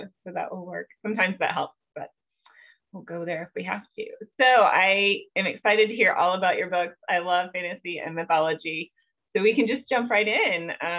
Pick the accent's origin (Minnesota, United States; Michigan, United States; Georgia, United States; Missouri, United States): Georgia, United States; South; now in Colorado, United States; I grew up in South Georgia and we didn't have much cold weather there